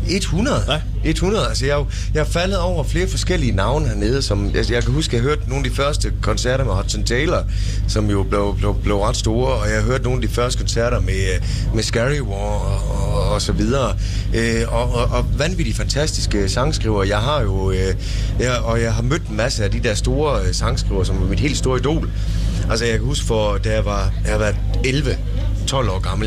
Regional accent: Tønder, Southern Denmark, Denmark; moved away; da jeg flyttede fra Tønder heraf, så var det, det var en, en kæmpe bedrift. Mm. For jeg var glad for at komme væk fra Tønder.

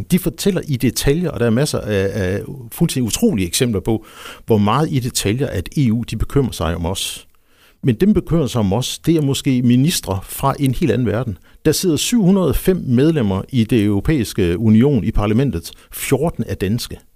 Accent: Nyborg, Southern Denmark, Denmark; also born or lived in Funen; I virkeligheden, så er jeg, så er jeg Fynbo. Jeg er født i, i Nyborg, boede der ganske kort, fordi min far han var tjenestegørende over ved, ved statsbanerne.

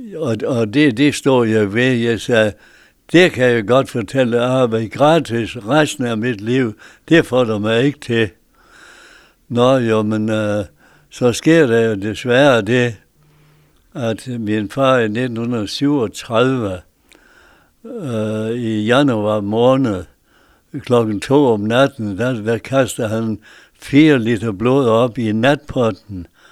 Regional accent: Bjergby, North Denmark Region, Denmark; also born or lived in Mosbjerg; now in Hirtshals, Denmark; På en bundegård i, på Saxtorvej i Bjergby

